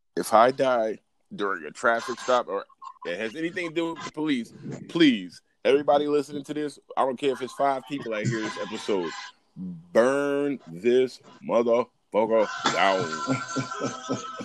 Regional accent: United States; I'm fucking American

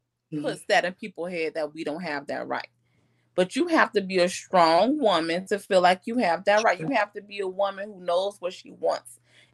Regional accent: Orlando, Florida, United States; now in Fort Worth, United States; I'm from Orlando, but I'm living in Texas, Fort Worth right now.

